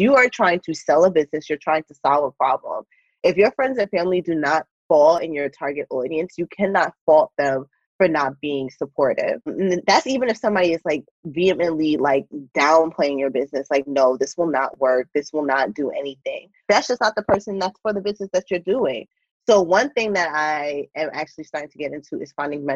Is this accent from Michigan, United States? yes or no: no; New York, United States; moved away as an adult; now in California, United States; I'm originally from New York, left everything in New York, left my job